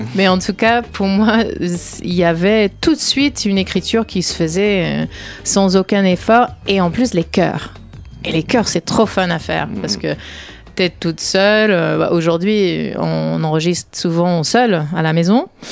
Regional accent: Humboldt, Northern California, United States; moved away; je viens de la Californie du Nord, de Humboldt

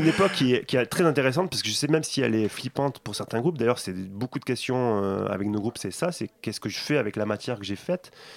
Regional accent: Toulouse, Occitania, France; je viens de Toulouse aussi, donc en région

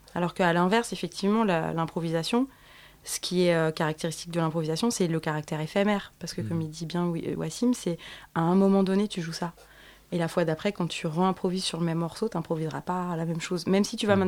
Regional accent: Paris, Île-de-France, France; je suis née à Paris dans le 14e

